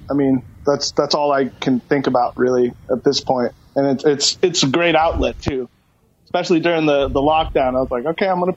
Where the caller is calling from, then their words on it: Kirkland, Washington, United States; I am at a friend's house in Kirkland, down the street from my house.